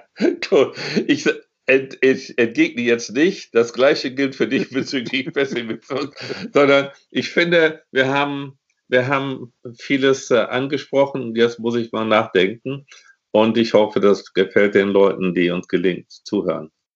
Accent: Germany; ich bin in Westdeutschland geboren.

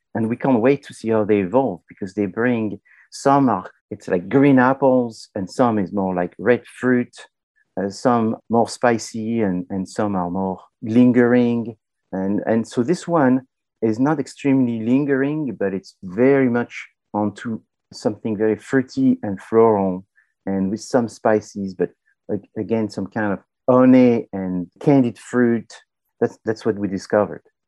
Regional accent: France; I'm from France

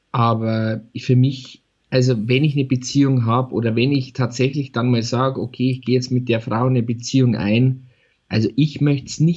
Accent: Altötting, Bavaria, Germany; Ich komme aus Altötting.

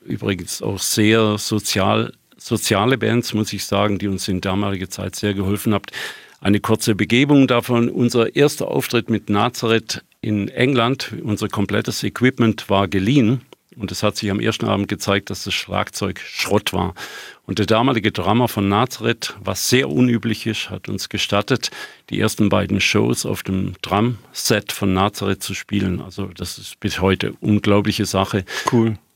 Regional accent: Germany; Die … ist gegründet worden als eine Schweizer Band. Ich war damals der einzige Deutsche dabei.

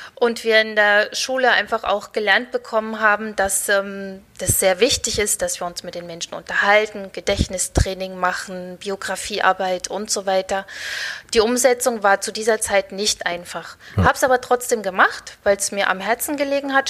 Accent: Thuringia, Germany; ich komme aus der Mitte von Deutschland, aus Thüringen

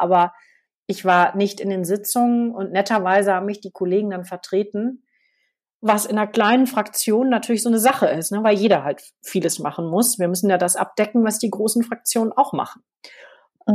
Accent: Münster, North Rhine-Westphalia, Germany; now in Berlin, Germany; aus meiner Heimatstadt Münster

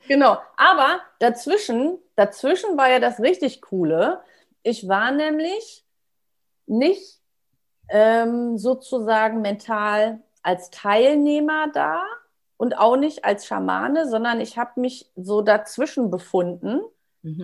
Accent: Germany; bin ich aus Friese, da trinken wir auch gerne schwarzen Tee und Kaffee

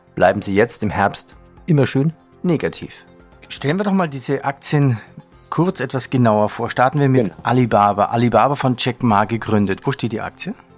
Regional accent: Bavaria, Germany; accent: Bavarian; mit meiner bayerischen Mundart

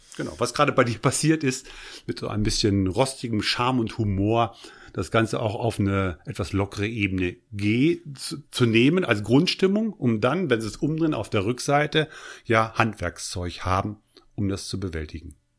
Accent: Eichsfeld, southern edge of the Harz, Lower Saxony, Germany; Ich bin aufgewachsen am Südrande des Harzes, Eichsfelder

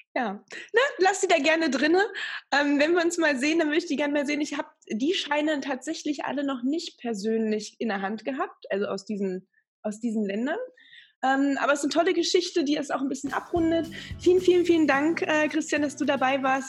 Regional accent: Magdeburg, Saxony-Anhalt, Germany; now in Bavaria, Germany; meiner alten Heimat Magdeburg

